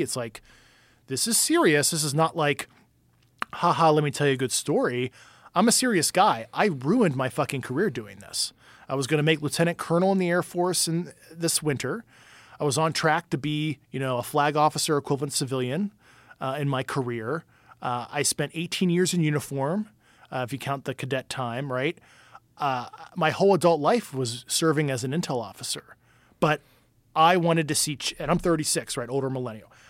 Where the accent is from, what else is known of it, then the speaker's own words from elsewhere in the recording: Pittsburgh, Pennsylvania, United States; I'm from Pittsburgh, you know, like, steel town